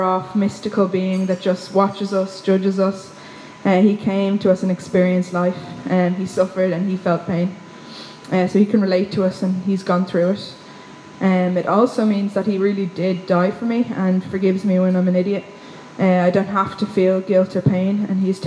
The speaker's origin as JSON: {"language": "English", "town": "Wicklow", "region": "Leinster", "country": "Ireland", "lives_now": "Dublin, Ireland", "said": "I'm from Wicklow"}